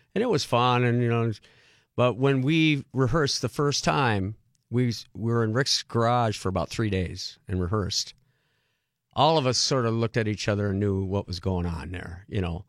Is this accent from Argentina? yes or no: no; Rockford, Illinois, United States; also born or lived in Beloit, Wisconsin / Rock County, Wisconsin; I grew up in Beloit, Wisconsin, till I was eight years old, moved to Rockford, Illinois